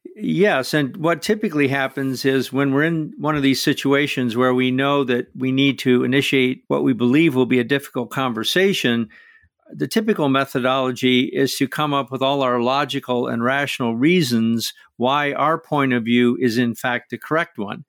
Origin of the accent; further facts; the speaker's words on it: Midwest of the United States, United States; I grew up in the Midwest of the United States